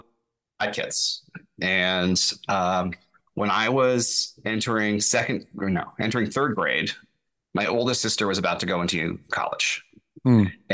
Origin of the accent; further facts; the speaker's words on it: Toronto, Ontario, Canada; So I grew up here in Toronto.